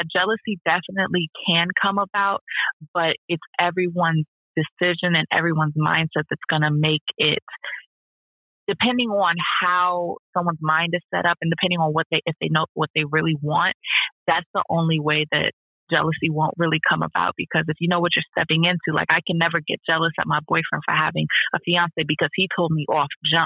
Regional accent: Philadelphia, Pennsylvania, United States; I'm from Philly

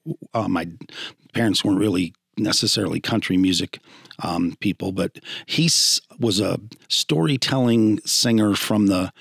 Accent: Wellsville, New York, United States; also born or lived in Baltimore; I was born at Jones and really enjoyed a great childhood in Wellsville

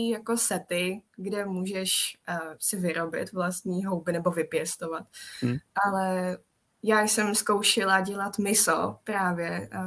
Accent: Czechia; Takže já paradoxně, ačkoliv jsem Čech, tak moc českou kuchyni nevařím

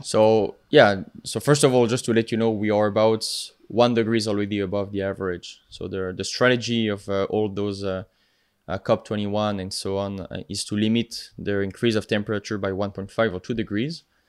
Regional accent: the Alps, France; accent: French; English is a second language; moved away; I'm from France, uh, if you couldn't tell with my accent. Uh, originally from the Alps, so from the mountain regions

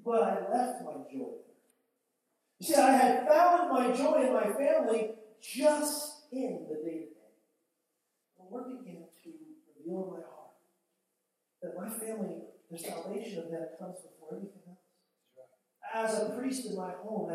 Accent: United States; I'm American and a Christian

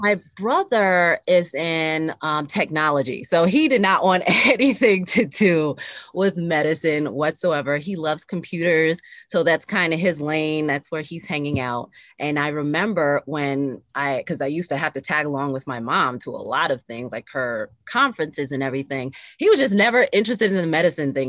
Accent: Lower Westchester, New York, United States; also born or lived in Bronx, New York; I was born in the Bronx, New York, and raised in Lower Westchester, which is the suburbs, right outside of New York City.

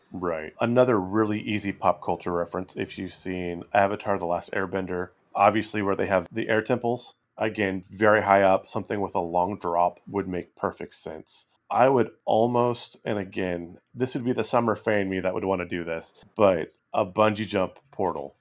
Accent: West Coast, United States; growing up on the West Coast

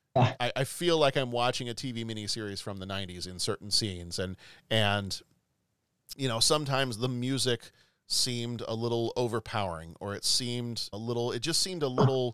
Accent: the South, United States; growing up in the South

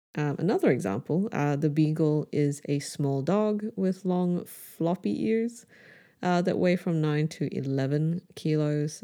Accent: Brunei; born or raised there

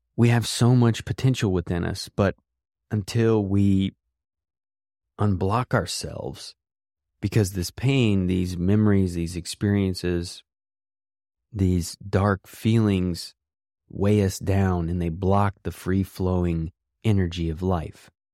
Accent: West Virginia, United States; I grew up in West Virginia

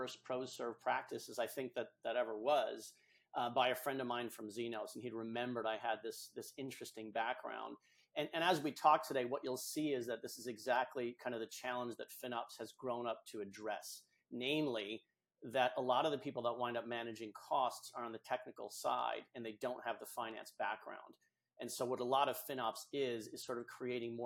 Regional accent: New England, United States; I'm from New England, here in the States

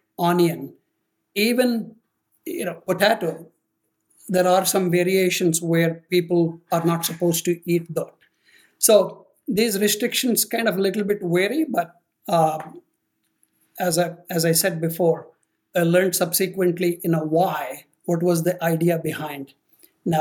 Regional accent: Rajahmundry, Andhra Pradesh, India; moved away as an adult; also born or lived in Atlanta; now in United States; I was brought up in India, born in a highly orthodox family

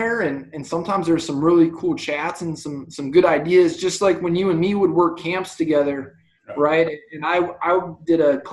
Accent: Ohio, United States; I grew up in Ohio

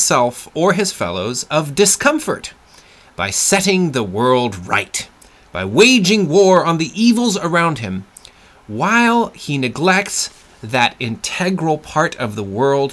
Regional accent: France; I'm from France

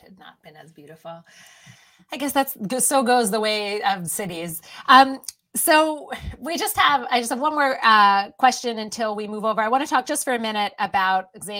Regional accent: Philadelphia, Pennsylvania, United States; I'm from Philly. I grew up in Philly. I love the city.

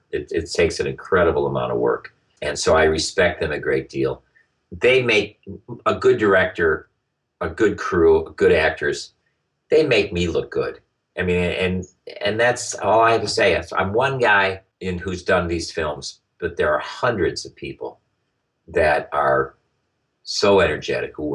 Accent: United States; I was an American

